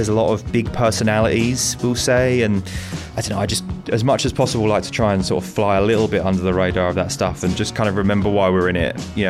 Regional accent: United Kingdom; moved away as an adult; now in United States; being British, I eat it with butter. Now, butter is pronounced with a D here, and it was the T that was throwing people off.

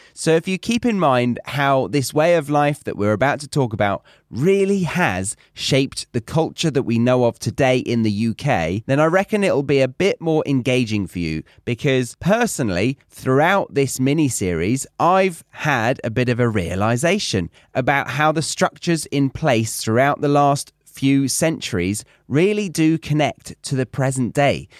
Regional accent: Guildford, South East England, United Kingdom; Very near where I grew up

